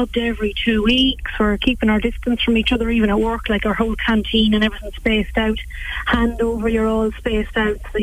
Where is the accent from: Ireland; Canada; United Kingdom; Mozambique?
Ireland; West Cavan, Ulster; also born or lived in Australia; I'm from Cavan, West Cavan, actually. I just recently came home from Australia